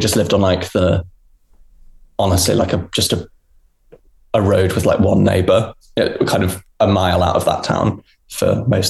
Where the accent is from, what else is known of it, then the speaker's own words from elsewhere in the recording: Hampshire, South East England, United Kingdom; Oh, we're both from Hampshire.